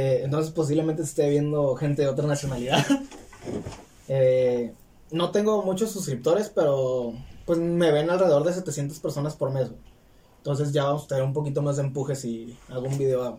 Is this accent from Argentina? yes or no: no; Mexico; first language Spanish; es mi lengua natal